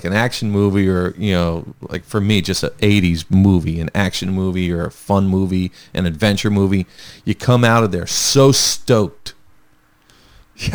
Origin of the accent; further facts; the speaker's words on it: New Jersey, United States; we're from the area. We're from South Jersey.